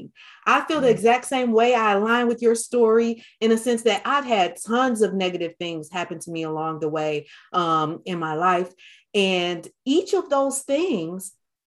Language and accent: English; Detroit, Michigan, United States; I grew up in Detroit, Michigan